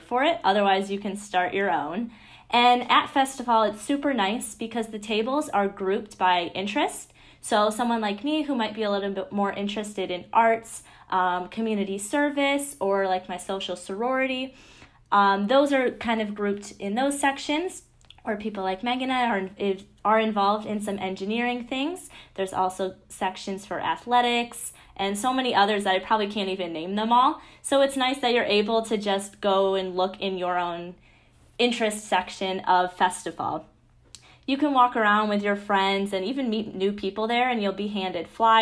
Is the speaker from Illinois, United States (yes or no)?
no; Bloomfield Hills, Michigan, United States; now in Ann Arbor, United States; I'm originally from Bloomfield Hills, Michigan, which is about an hour east of Ann Arbor